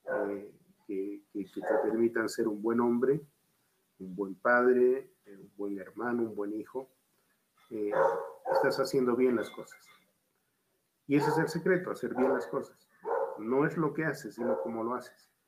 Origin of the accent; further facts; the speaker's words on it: Bolivia; born there; Y yo soy boliviano de nacimiento. Y, ya cuando me tocó volver a mi país, eh, lo valoré. Eh, pude comparar y me quedo en Bolivia.